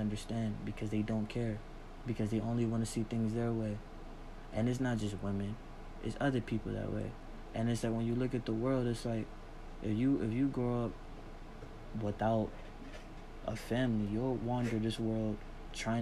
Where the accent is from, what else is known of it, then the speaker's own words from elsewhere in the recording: United States; I'm African American